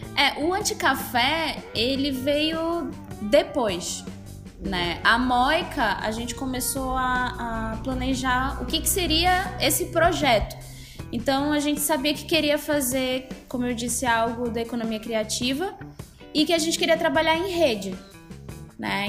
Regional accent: Belém, Pará, Brazil; eu sou de Belém do Pará, né? Sou do norte do país.

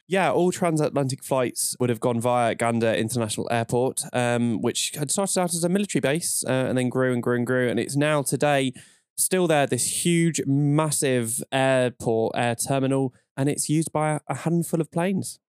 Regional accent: London, United Kingdom; I'm from North London

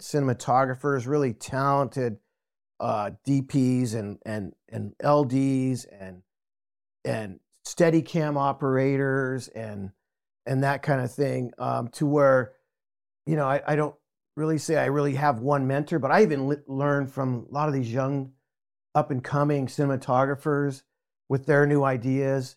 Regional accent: Albuquerque, New Mexico, United States; moved away as an adult; now in San Diego, United States; I grew up in Albuquerque, New Mexico.

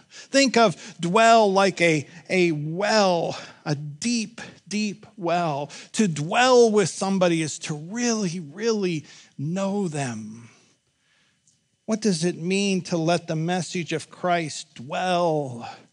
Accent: Pittsburgh, Pennsylvania, United States; I grew up in Pittsburgh, born and raised

